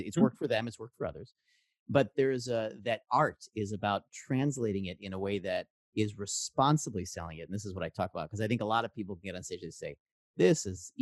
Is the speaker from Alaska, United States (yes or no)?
no; Chicago, Illinois, United States; now in San Francisco Bay Area, United States; I grew up in Chicago in improv.